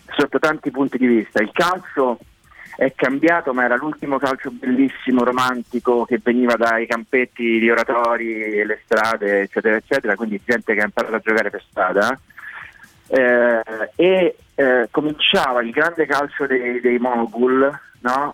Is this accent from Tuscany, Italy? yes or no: no; Rome, Lazio, Italy; Io, insomma, sono romano e, e romanista